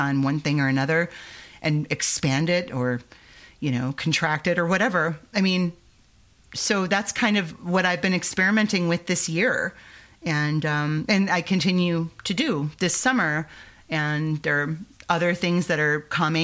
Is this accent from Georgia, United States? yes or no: no; Michiana Shores, Indiana, United States; where I grew up in Northwest Indiana, Michiana shores